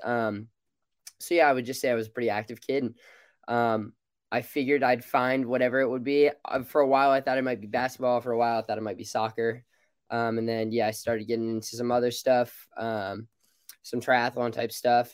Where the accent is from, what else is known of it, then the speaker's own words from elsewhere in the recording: Alameda, California, United States; moved away as an adult; now in Eugene, United States; I grew up in Alameda. I've lived here pretty much all my life